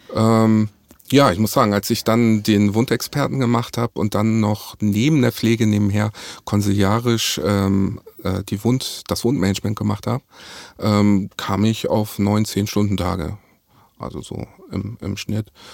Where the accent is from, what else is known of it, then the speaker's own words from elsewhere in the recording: Hamburg, Germany; ich bin 44 Jahre alt, ähm, bin Hamburger Jung